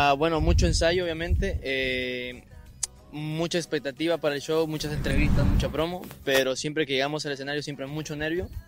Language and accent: Spanish; Dominican Republic; porque somos dominicanos, eh, eh compatriota, ¿cómo es? Compatriota.